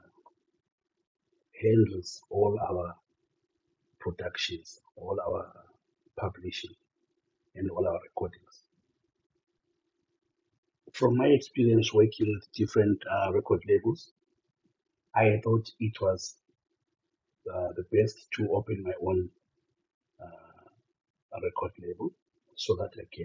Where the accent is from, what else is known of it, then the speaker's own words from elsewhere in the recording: Bulawayo, Zimbabwe; I was born and raised in Bulawayo. Grew up in Chabalala Township.